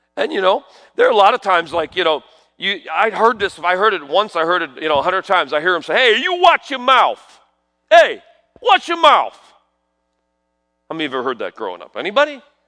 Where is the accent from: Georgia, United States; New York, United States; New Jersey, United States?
New York, United States; I grew up in New York